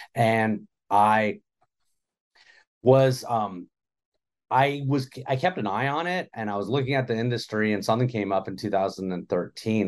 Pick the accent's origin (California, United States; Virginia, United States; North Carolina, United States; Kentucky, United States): California, United States; Los Angeles; I'm from Los Angeles